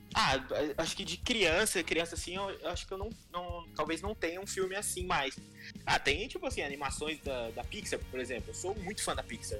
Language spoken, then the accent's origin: Portuguese; Taubaté, São Paulo, Brazil; a gente tá aqui, a gente é de Taubaté